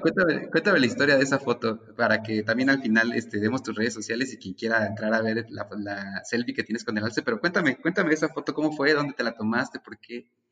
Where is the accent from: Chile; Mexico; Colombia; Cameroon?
Mexico; Como mexicanos